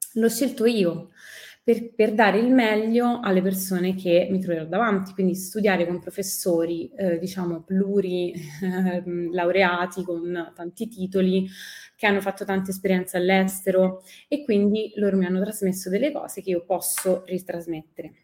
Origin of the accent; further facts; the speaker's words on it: Rome, Lazio, Italy; first language Italian; sono partita da Roma, che è la mia città